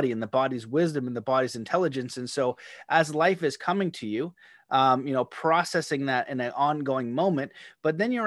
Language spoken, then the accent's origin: English; Canada; being Canadian